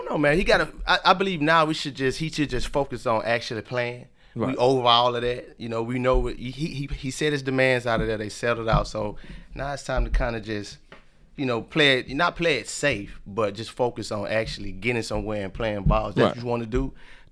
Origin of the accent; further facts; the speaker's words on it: Louisiana, United States; now in Georgia, United States; I'm from Louisiana